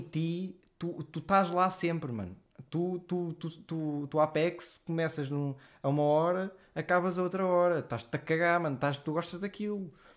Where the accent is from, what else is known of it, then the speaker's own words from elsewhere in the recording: Leiria, Leiria District, Portugal; moved away as an adult; also born or lived in Lisbon / Guimarães; eu sou de Liria